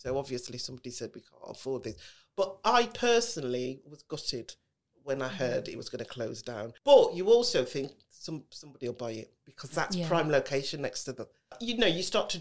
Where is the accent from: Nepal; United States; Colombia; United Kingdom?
United Kingdom; Birmingham, West Midlands; accent: Brummie; I was born and raised. We used to live in Ladywood